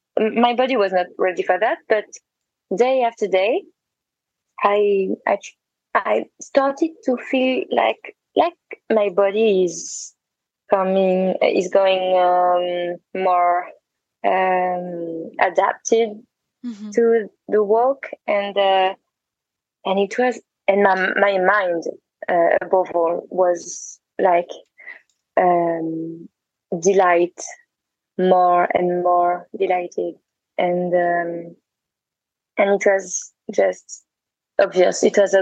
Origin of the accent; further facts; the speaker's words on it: Santiago de Compostela, Galicia, Spain; But for me, it was the other side, because I was from Santiago, so I went to the other way, to the other direction.